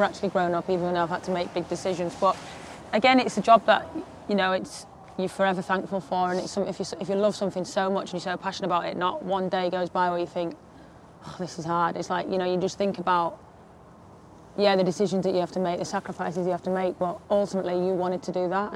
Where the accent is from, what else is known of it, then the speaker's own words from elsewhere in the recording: Harrogate, Yorkshire and the Humber, United Kingdom; accent: thick accent; moved away as an adult; I'm from Harrogate, so it's just a small town